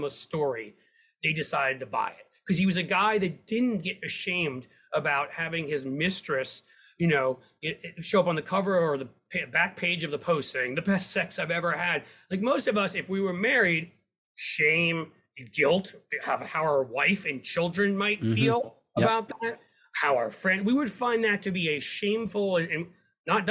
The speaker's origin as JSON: {"language": "English", "town": "New York City", "region": "New York", "country": "United States", "tie": "born or raised there", "moved": "yes", "lives_now": "Cincinnati, United States", "said": "I grew up in downtown Manhattan."}